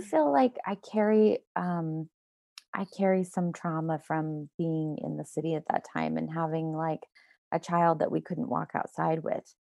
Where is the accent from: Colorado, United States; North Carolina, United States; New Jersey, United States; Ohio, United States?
Colorado, United States; Denver; moved away; also born or lived in Toronto; I grew up in Colorado and Denver